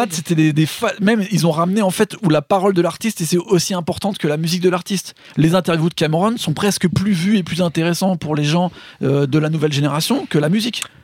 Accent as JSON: {"language": "French", "country": "France", "said": "nous en tant que français"}